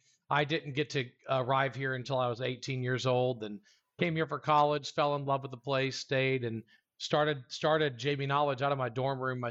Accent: South Louisiana, United States; moved away as an adult; now in College Station, United States; I was born and raised in South Louisiana, but I've been in Texas

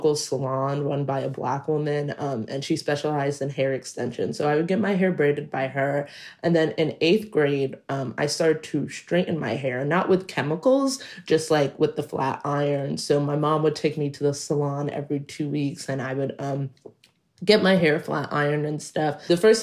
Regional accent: New York City, New York, United States; I'm Black, I'm non-binary, and I grew up in Queens, New York

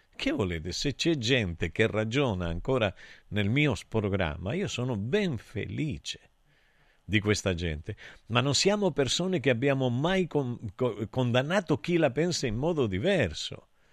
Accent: Santa Cristina d'Aspromonte, Calabria, Italy; Io sono nato a Santa Cristina da Spromonte

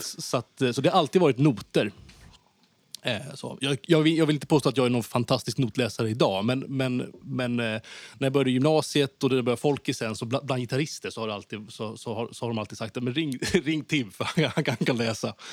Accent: Haninge, Stockholm County, Sweden; moved away as an adult; now in Skåne, Sweden; jag, växte upp i, i Vändelsemalm

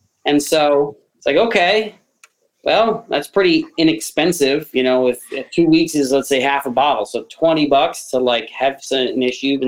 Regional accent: New York, United States; moved away; also born or lived in Philadelphia; I'm from New York originally

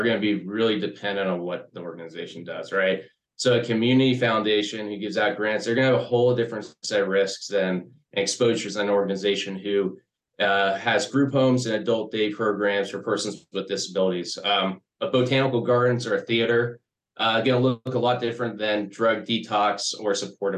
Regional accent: Sarasota, Florida, United States; I was born and raised here in Sarasota

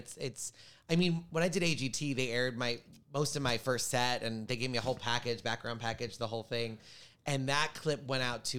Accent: Long Island, New York, United States; I grew up in Long Island, right near JFK Airport

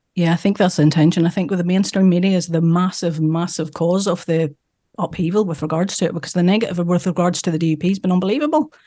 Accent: Northern Ireland, United Kingdom; we're from Northern Ireland

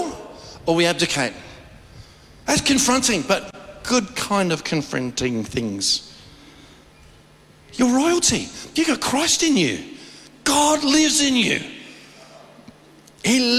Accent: Australia; I'm an Aussie

